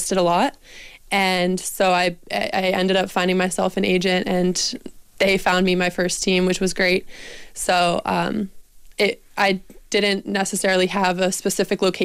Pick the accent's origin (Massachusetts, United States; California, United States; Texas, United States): Massachusetts, United States; Boston; moved away as an adult; now in Sweden; I grew up in Boston to an Irish dad